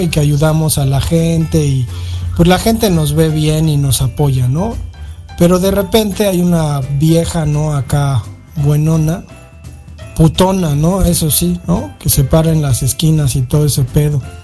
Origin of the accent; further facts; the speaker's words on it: Mexico City, Mexico; yo crecí en la Valle Gómez, en la pinche calle Mapimí llena de putos rateros